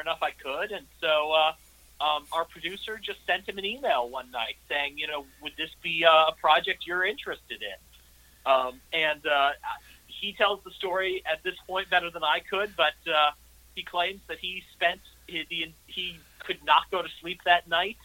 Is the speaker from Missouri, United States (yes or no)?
yes; St. Louis, Missouri, United States; my hometown of St. Louis